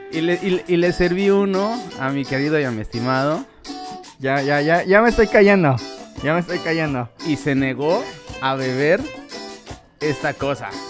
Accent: Mexico City, Mexico; moved away; yo soy del DF. Entonces ahí, ahí estuve como por 20 años

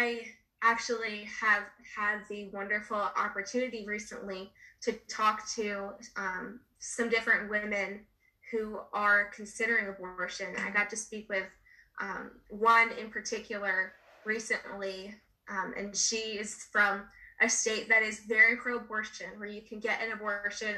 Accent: New Jersey, United States; my home state of New Jersey

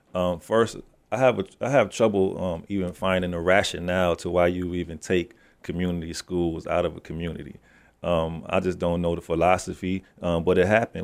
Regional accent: Sayo Street, New York, United States; I come from Sayo Street.

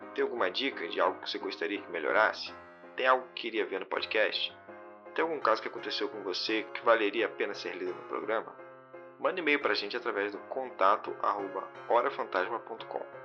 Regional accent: Rio de Janeiro, Brazil; eu sou do Rio

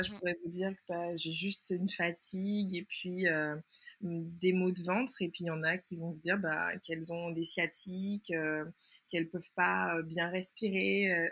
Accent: Martinique; also born or lived in Canada; je suis originaire de la Martinique et d'ailleurs, c'est de là que je vous parle

